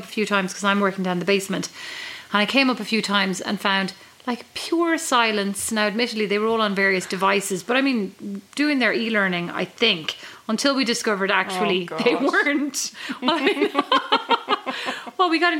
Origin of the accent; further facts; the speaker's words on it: Kildare, Leinster, Ireland; moved away as an adult; now in Fort Wayne, Indiana, United States; I'd say from Kildare